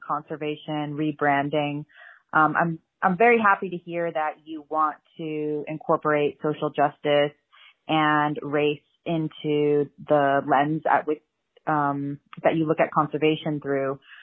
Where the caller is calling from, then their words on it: Oregon, United States; I'm calling from Oregon